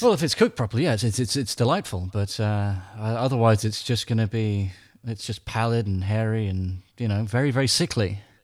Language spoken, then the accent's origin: English; England, United Kingdom; I'm English